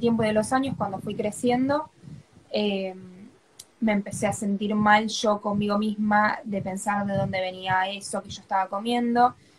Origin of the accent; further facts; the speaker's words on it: Buenos Aires, Argentina; soy acá de Argentina, de Capital Federal, para ser exacta